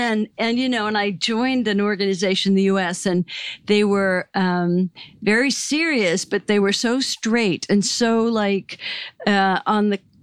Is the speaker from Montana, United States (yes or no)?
yes; Great Falls, Montana, United States; moved away as an adult; also born or lived in California / Scotland; my hometown in Great Falls, Montana, where we were one of only 5 Jewish families in an anti-Semitic town